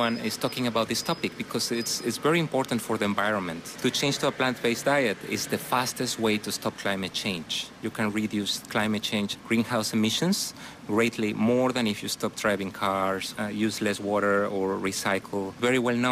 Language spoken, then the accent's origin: English; Mexico; now in Seoul, South Korea; I'm from Mexico, and now I'm living here in Korea